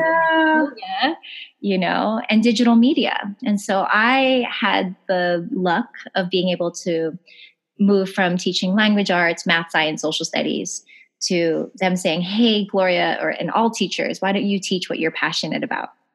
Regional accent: Honolulu, Hawaii, United States; moved away; also born or lived in Big Island / Los Angeles; I'm from Honolulu. And maybe because I was from Honolulu, it's always kind of hard going back to your hometown

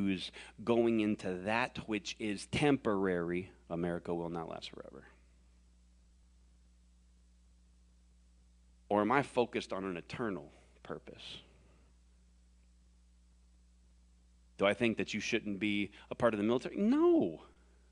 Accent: the South, United States; I was born and raised in the South

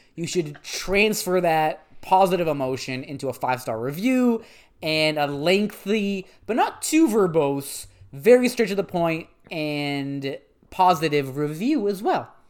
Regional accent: Canada; we're Canadian and we respect both official languages

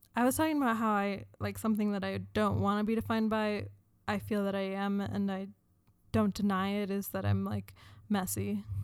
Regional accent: United States; I identify as a woman, as American, Jewish

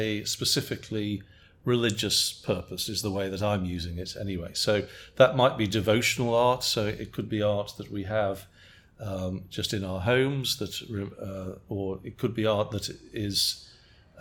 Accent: England, United Kingdom; now in United States; as an Englishman

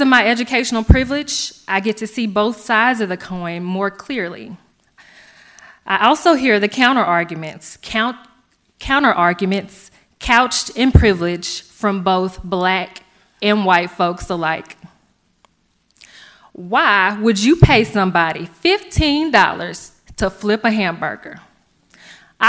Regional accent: Stuttgart, Arkansas, United States; Growing up in Stuttgart

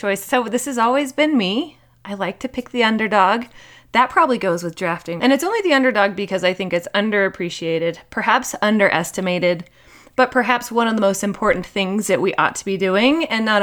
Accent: United States; I'm from America

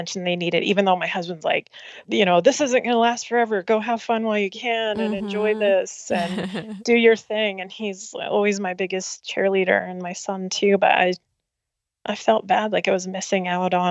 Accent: Denver, Colorado, United States; I grew up in Denver area.

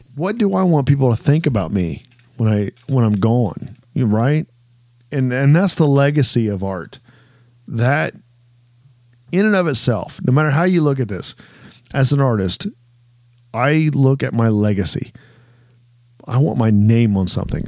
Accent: Ohio, United States; growing up in Ohio

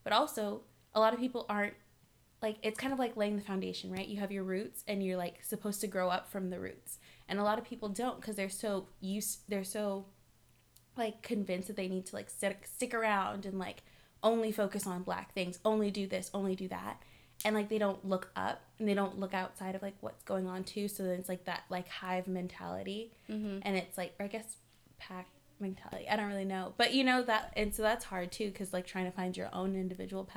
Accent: Culver City, California, United States; I grew up like in Culver City, so like super diverse

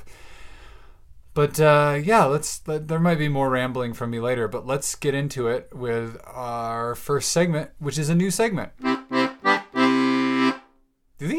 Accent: Bellingham, Washington, United States; I'm now moved in and settled into a very cozy little cabin here in Bellingham, Washington, my hometown.

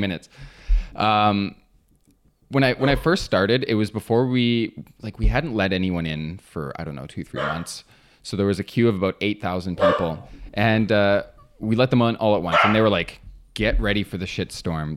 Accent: near James Bay, Ontario, Canada; I grew up near James Bay, which is Treaty Nine territory

